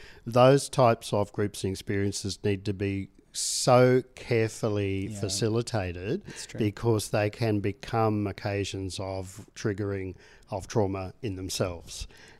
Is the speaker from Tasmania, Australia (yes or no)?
yes; Tasmania, Australia; I mean, I come from Tasmania, and they talk about the dark stain of both the attempted genocide of the Tasmanian Indigenous people